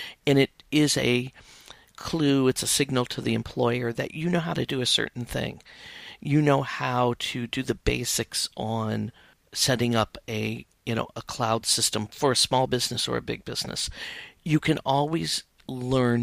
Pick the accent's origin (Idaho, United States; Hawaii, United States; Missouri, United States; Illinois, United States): Illinois, United States; outside of Chicago; I grew up outside of Chicago, went to school in Chicago, and got my first writing job there